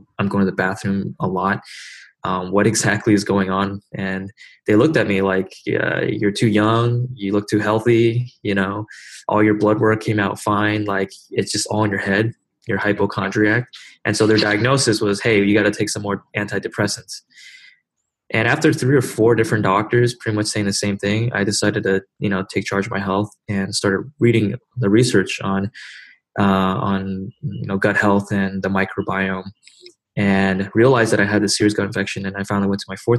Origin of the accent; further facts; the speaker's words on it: Silicon Valley, California, United States; grew up kind of in Silicon Valley